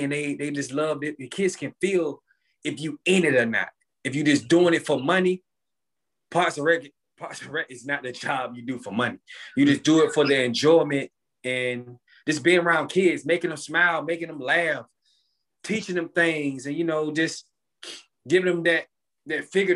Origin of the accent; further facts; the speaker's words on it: Portsmouth, Virginia, United States; growing up in Portsmouth was a good thing, but it also was kind of bad things that happened in Portsmouth too